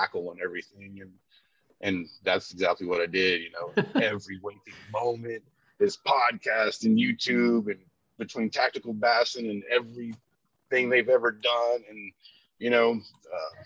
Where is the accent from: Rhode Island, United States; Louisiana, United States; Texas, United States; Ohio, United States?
Texas, United States; Corpus Christi; now in Dallas, United States; I grew up in Corpus Christi on the beach, you know, Padre Island area